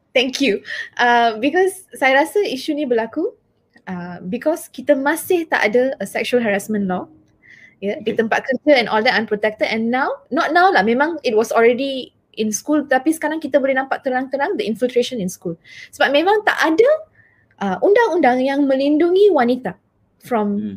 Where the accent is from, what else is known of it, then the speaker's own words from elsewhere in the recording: Taiping, Perak, Malaysia; I'm from uh, a kampung. Saya dari Taiping and dari kampung Pokok Asam. So I know how they talk over there.